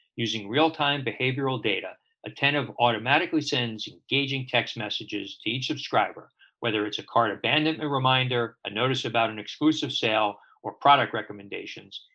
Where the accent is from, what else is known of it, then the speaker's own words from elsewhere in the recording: New York City, New York, United States; I grew up in Brooklyn